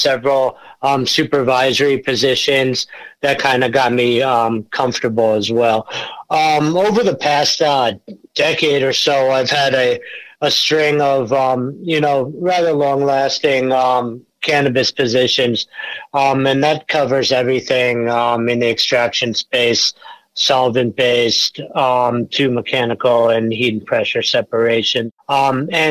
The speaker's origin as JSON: {"language": "English", "area": "Long Island", "region": "New York", "country": "United States", "tie": "born or raised there", "also_born_or_lived": "Colorado", "moved": "as an adult", "said": "I grew up in Long Island"}